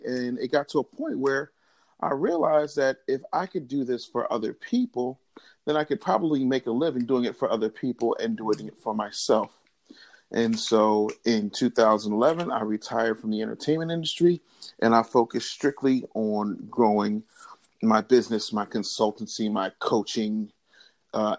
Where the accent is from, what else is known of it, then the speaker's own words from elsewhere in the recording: Philadelphia, Pennsylvania, United States; I came from Philadelphia, where I still live and reside